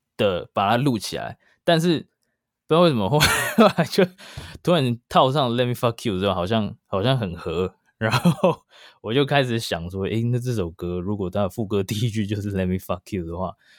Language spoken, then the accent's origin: Chinese; Taiwan; moved away as an adult; now in New York, United States; 在台湾，我是高中毕业过差不多两年才移民去美国，所以，呃，我，我算是在台湾长大的，然后现在是新移民